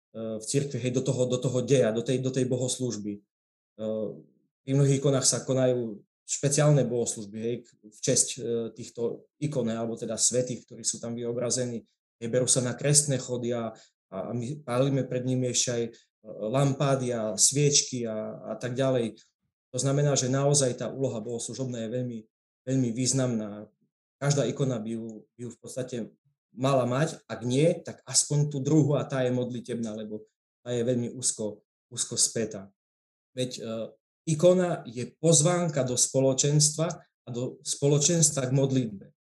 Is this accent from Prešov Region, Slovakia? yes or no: yes; Prešov, Prešov Region, Slovakia; som z Prešova